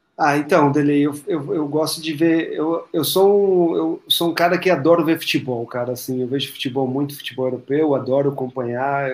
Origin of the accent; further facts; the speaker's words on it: Brazil; a gente, como brasileiro